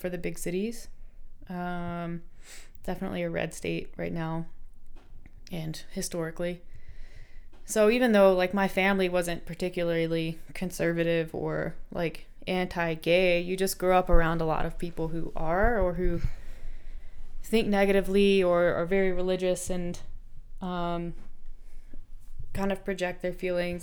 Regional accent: North Carolina, United States; I grew up in North Carolina.

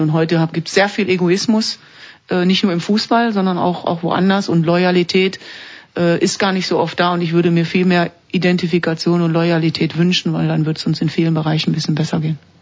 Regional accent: Duisburg, North Rhine-Westphalia, Germany; moved away as an adult; now in Switzerland; Duisburg ist, ist meine Heimat, meine ganze Familie ist dort

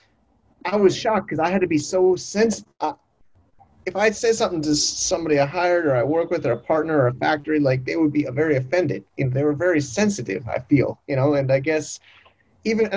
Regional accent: United States; moved away; I'm an American

